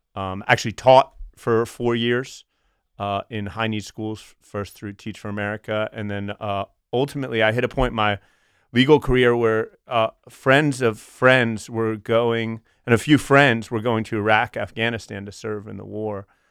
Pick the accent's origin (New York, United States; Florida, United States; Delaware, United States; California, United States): Delaware, United States; Wilmington; I grew up, uh, two, two and a half blocks from what I now know to be the bunker